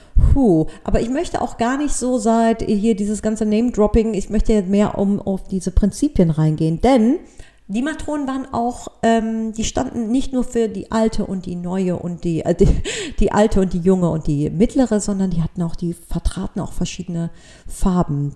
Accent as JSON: {"language": "German", "town": "Cologne", "region": "North Rhine-Westphalia", "country": "Germany", "said": "für mich als Kölnerin"}